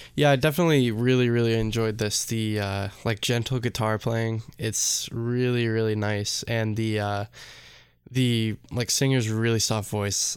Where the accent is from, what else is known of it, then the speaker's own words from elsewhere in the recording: United States; we're American.